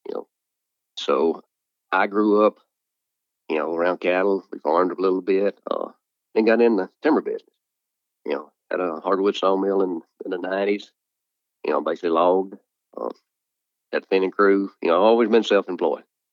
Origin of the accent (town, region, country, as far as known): Bruce, Mississippi, United States; born or raised there